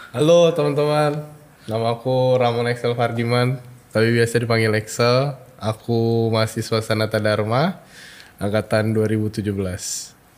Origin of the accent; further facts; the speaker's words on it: Bogor, West Java, Indonesia; moved away as an adult; now in Yogyakarta, Indonesia; aku kan dari Bogor